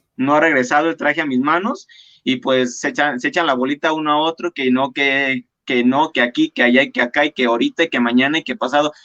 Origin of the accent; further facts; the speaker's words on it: La Piedad, Michoacán, Mexico; soy diseñador michoacano y orgullosamente piedadense